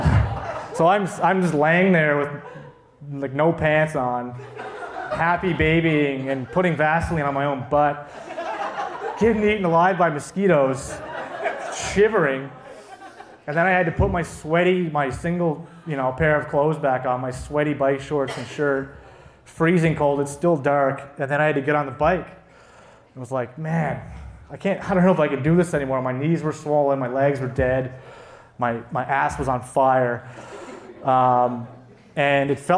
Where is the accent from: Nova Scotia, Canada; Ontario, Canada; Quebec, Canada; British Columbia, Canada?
Nova Scotia, Canada; Cape Breton; I'm from Cape Breton.